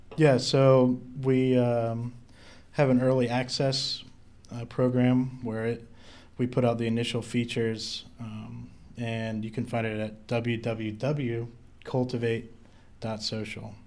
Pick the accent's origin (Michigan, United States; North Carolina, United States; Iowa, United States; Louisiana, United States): North Carolina, United States; I'm originally from North Carolina